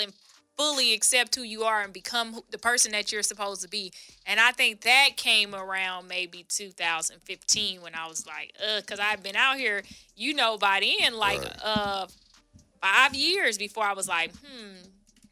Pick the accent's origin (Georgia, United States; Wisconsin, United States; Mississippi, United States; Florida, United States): Florida, United States; Palm Beach County, South; moved away as an adult; now in Los Angeles, United States; I'm originally from South Florida